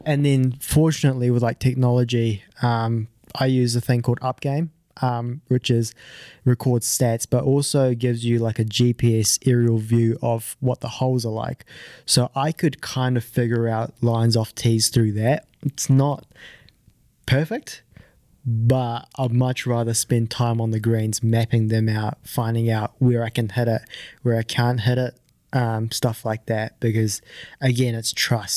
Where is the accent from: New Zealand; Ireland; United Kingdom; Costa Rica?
New Zealand; also born or lived in Japan; I'm originally from Japan, um, but I moved over when I was five. So, I've played all, I, I started golf when I was ten. So, I've played all my golf in New Zealand